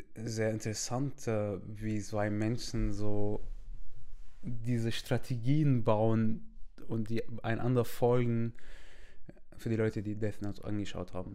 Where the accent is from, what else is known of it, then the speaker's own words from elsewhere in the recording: Syria; German is a second language; now in Germany; ich komme aus Syrien